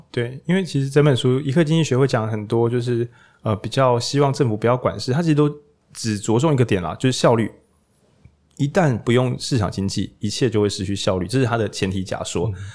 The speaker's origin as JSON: {"language": "Chinese", "region": "Changhua County", "country": "Taiwan", "tie": "born or raised there", "said": "我们这些就是朴实的彰化人的心中，我们老家有赖和，我们本来就是个社会民主圣地。"}